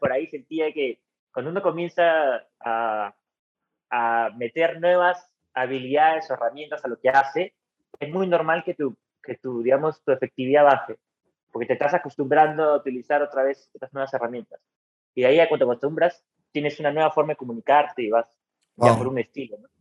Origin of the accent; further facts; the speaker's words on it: San Miguel, Lima, Peru; also born or lived in La Paz (district/area); Yo crecí en San Miguel. Viví ahí hasta los 22, 23 años